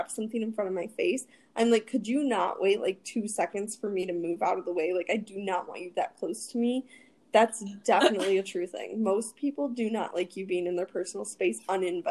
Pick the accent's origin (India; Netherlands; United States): United States; Michigan; I'm from Michigan.